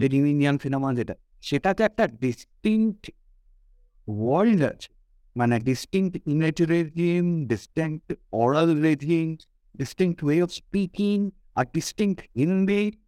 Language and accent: Bangla; Durgapur, West Bengal, India; also born or lived in Kolkata; I was born in Calcutta, but uh, the, my Baba uh, চাকরিজীবী ছিলেন দুর্গাপুরে Durgapur industrial টাউনশিপে আমার ওখানে এন্টায়ার বেড়ে ওঠা টিল মিড নাইনটিস